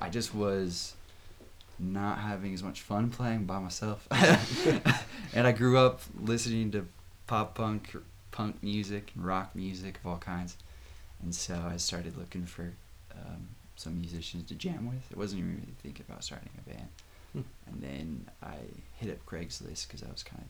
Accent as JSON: {"language": "English", "town": "Seattle", "region": "Washington", "country": "United States", "tie": "born or raised there", "also_born_or_lived": "Salt Lake City, Utah", "moved": "yes", "lives_now": "Provo, United States", "said": "I'm from Seattle, Washington area, is where I grew up."}